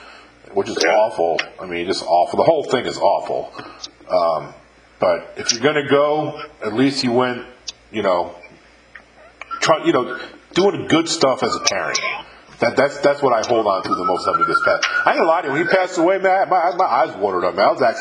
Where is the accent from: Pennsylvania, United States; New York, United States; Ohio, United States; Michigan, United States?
New York, United States; also born or lived in Virginia / California / Texas / Mississippi; I've lived in 5 states in my life. Born and raised in New York, I lived in Virginia, California, Texas and Mississippi.